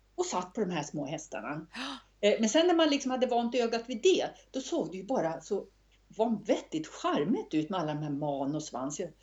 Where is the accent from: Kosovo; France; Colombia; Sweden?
Sweden; Östersund, Jämtland; när jag växte upp i Östersund